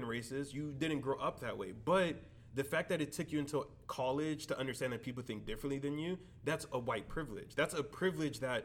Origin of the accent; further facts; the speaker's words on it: Miami Shores, Florida, United States; growing up in Miami Shores